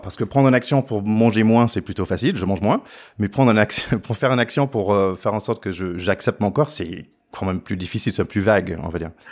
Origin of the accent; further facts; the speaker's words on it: the South, Southern United States, United States; French is a second language; now in France; je viens du Sud aussi.